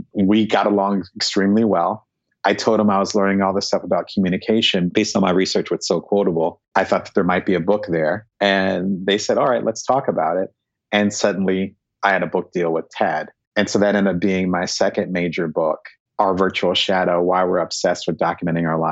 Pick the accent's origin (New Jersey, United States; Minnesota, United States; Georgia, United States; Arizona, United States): New Jersey, United States; also born or lived in Silicon Valley; now in Southern California, United States; I'm originally from New Jersey